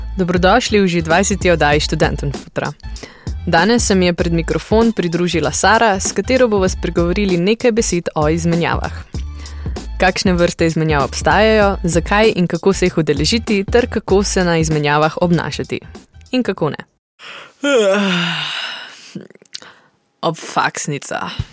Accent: Slovenia

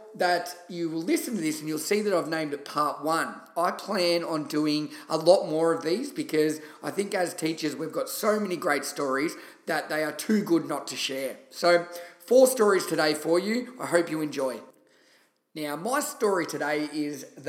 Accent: Shepparton, Victoria, Australia; moved away as an adult; also born or lived in London; my home country town in Shepparton, Victoria

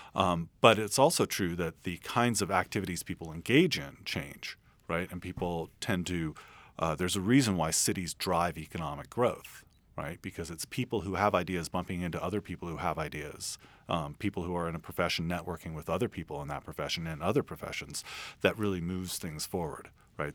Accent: San Francisco, California, United States; I'm from San Francisco

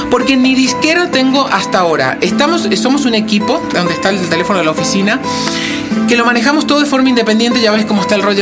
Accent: Argentina; now in Mexico City, Mexico; Y esto que soy argentino, ¿eh?

